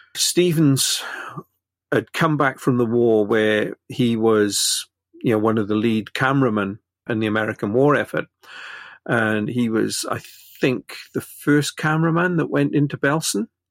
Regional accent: Wales, United Kingdom

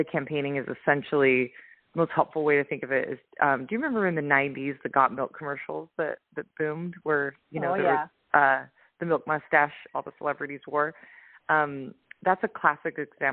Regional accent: Utah, United States; now in Oahu, United States; I'm originally from Utah. I'm living right now on the North Shore in Oahu.

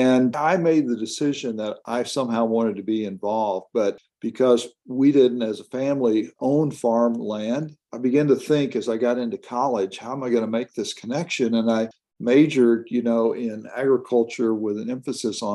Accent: Bowling Green, Kentucky, United States; now in Kansas, United States; I'm a native of Kentucky specifically. I grew up in Bowling Green, Kentucky

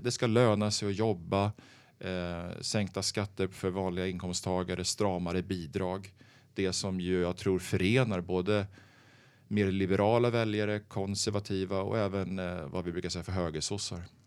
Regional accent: Örebro, Örebro County, Sweden; moved away as an adult; now in Stockholm, Sweden; jag är född i Stockholm, uppvuxen i eh, Örebro, eh, där jag gått i skolan

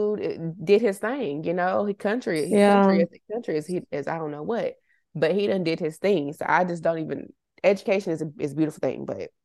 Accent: Somerville, Massachusetts, United States; We're from Somerville, and working at like mills, we call them mills in Somerville, which is just like industrial type places.

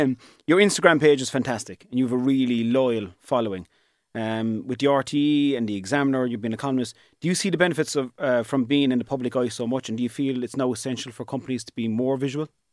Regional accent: East Cork, Munster, Ireland; I'm from East Cork and that's where my business is.

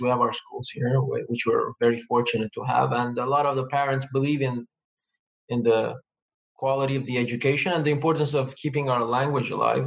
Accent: Lebanon; first language Armenian; English is a second language; now in Quebec, Canada; I was born in lebanon to an armenian family so basically the first language i was taught was armenian

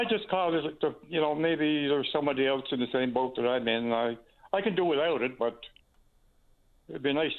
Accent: Newfoundland and Labrador, Canada; moved away as an adult; also born or lived in Ontario; I got to pay the same as everybody else here in Newfoundland. I'm a born and reared Newfoundlander.

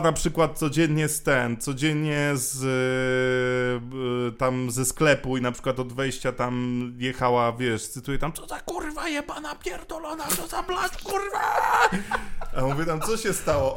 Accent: Poland; also born or lived in Masuria; ja się wychowywałem na takiej rzeczywiście bardzo małej wsi

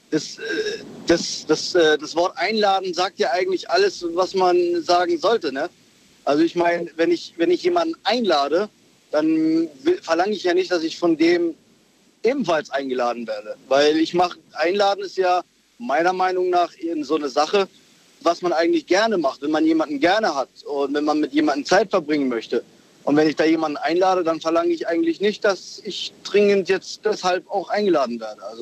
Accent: Lörrach, Baden-Württemberg, Germany; ich komme aus Lörrach.

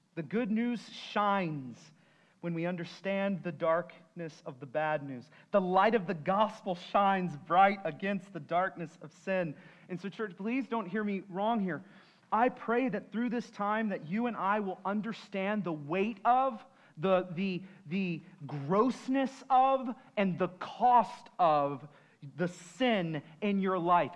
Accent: San Antonio, Texas, United States; I'm from San Antonio.

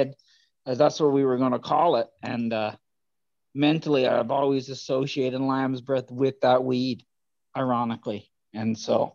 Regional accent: Newfoundland and Labrador, Canada; moved away; also born or lived in Vancouver; when I moved to Vancouver from Newfoundland

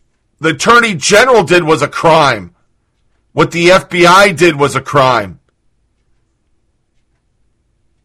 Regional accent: United States; as American, a person who's fucking defended this country

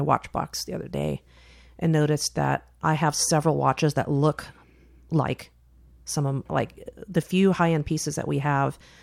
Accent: Silicon Valley, California, United States; moved away as an adult; we grew up in Silicon Valley where you could have a two income family and still be broke.

